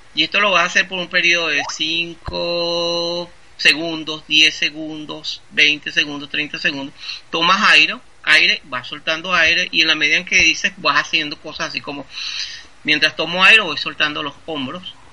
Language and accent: Spanish; Venezuela; moved away; yo soy un ciudadano venezolano. Venezolano. Esa es mi, identidad